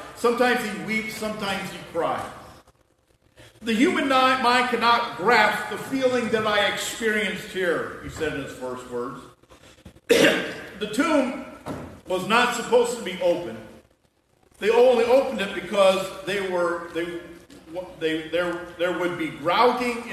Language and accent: English; United States; we're from America